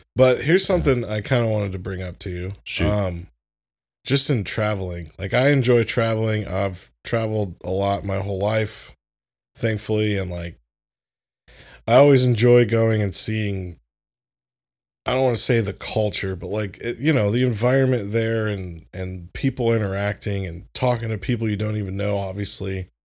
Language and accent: English; Florida, United States; moved away; I grew up in Florida